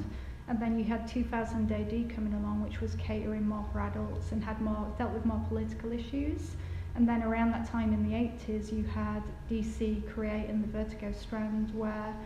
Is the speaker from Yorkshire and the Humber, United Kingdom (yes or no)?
yes; Batley, Yorkshire and the Humber, United Kingdom; I'm from Batley, and I used to go to Batley Market with my dad